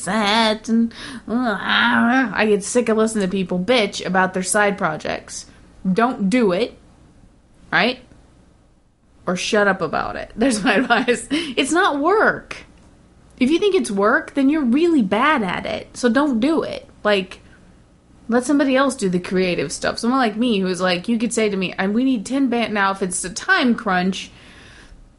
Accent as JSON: {"language": "English", "country": "United States", "said": "even as an American"}